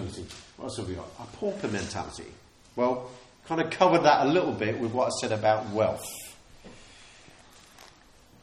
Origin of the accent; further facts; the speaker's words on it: United Kingdom; We're humble British people